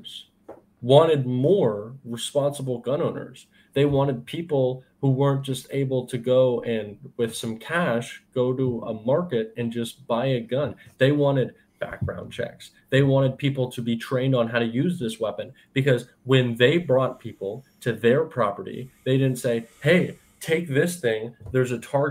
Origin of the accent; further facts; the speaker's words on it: Florida, United States; I'm from Florida